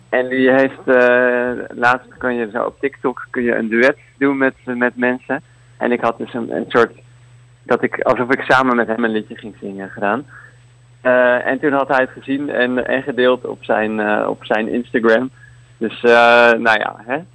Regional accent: Leiden, South Holland, Netherlands; now in Utrecht, Netherlands; Ik kom uit Leiden, maar ik woon nu in, in Utrecht

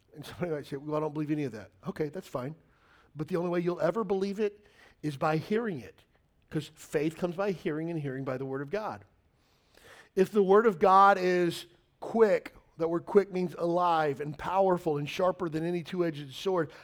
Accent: Kentucky, United States; I grew up in Kentucky

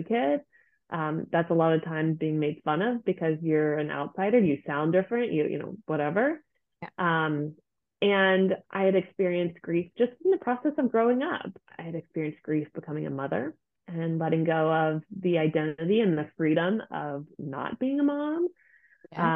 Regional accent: United States; moved away as an adult; now in Germany; I am an American living in Germany

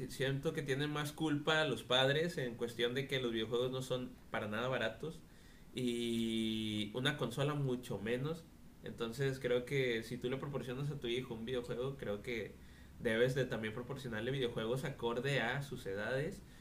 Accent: Nuevo León, Mexico; aquí en Nuevo León. No sé si tenga que ver, pero creo que estamos muy agringados toda esta zona.

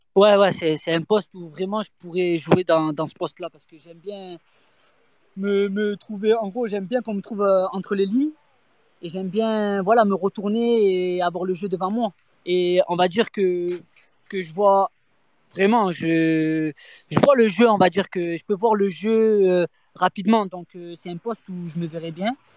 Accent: Marseille, Provence-Alpes-Côte d'Azur, France; moved away as an adult; je venais de Marseille, donc nous, on vient de Marseille

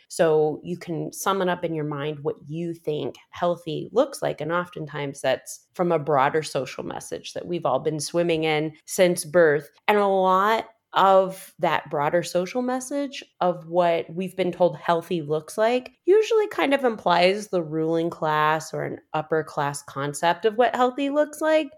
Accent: Midwest, United States; we're both from the Midwest.

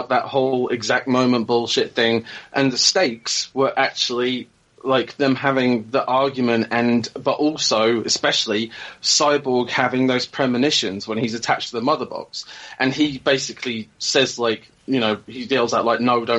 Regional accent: England, United Kingdom; being English

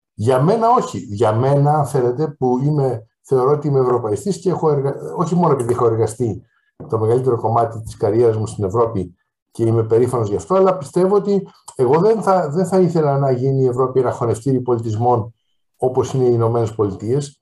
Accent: Greece; ως Έλληνας

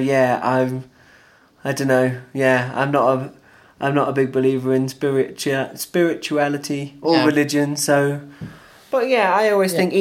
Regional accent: Watford, East of England, United Kingdom; I'm from Watford

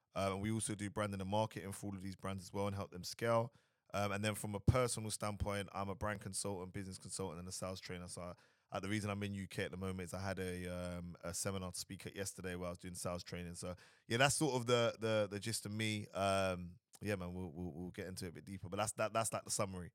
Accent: London, United Kingdom; moved away as an adult; also born or lived in Dubai; originally I'm from London, Southeast London

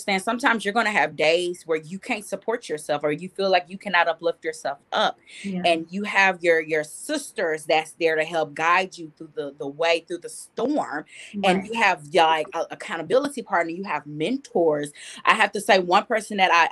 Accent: Jefferson, Texas, United States; moved away; my church in my hometown, Jefferson. Shout out to Jefferson, Texas.

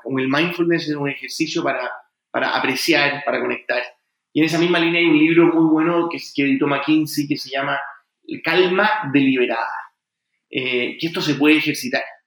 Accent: Chile; also born or lived in United States; yo soy primera generación, yo nací en Estados Unidos, soy primera generación en Chile

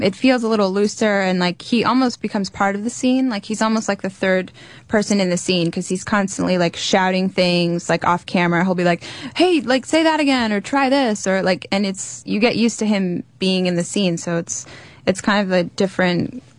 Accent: Wilmington, Delaware, United States; moved away; also born or lived in New York; I grew up in Wilmington, Delaware.

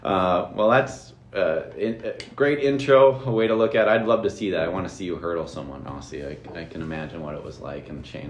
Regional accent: Sartell, Minnesota, United States; St. Cloud, that's yeah. Where I'm from. I grew up in Sartell.

